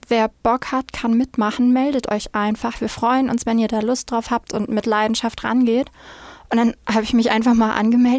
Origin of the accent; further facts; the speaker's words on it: Flensburg, Schleswig-Holstein, Germany; komme aus dem wunderschönen, kleinen, aber etwas verschlafenen Flensburg direkt an der dänischen Grenze